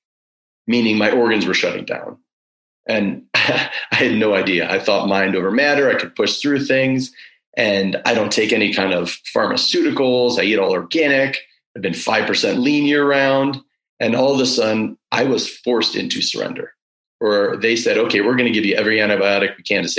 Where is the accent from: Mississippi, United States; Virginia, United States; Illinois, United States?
Illinois, United States; Woodstock; the movie that was filmed in my hometown, Groundhog Day